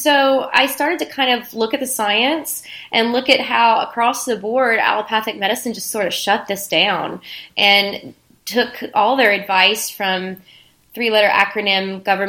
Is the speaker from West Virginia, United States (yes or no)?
yes; West Virginia, United States; now in San Diego, United States; So, I hail from West Virginia originally. So I come from a place where people grew this stuff in their backyards and everyone knew it